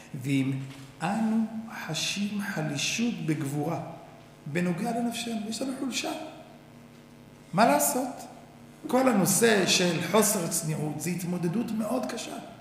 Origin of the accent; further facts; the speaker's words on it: Tel Aviv, Tel Aviv District, Israel; אני בא מתל אביב